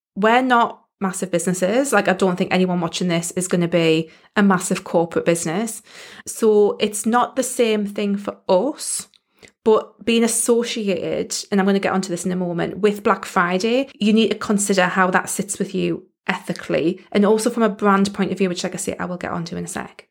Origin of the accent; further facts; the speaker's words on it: United Kingdom; accent: British; I am in the U K